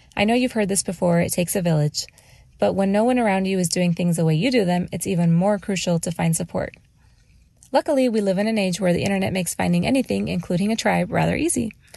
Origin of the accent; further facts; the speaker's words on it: Mexico; now in Phoenix, United States; I was born and raised in Mexico